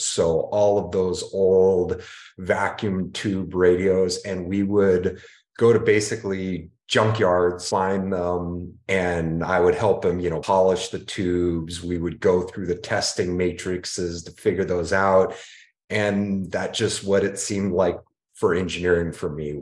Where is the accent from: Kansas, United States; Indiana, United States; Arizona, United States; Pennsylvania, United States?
Arizona, United States; Phoenix; I'm a Phoenix native. In fact, I'm third generation from Phoenix, Arizona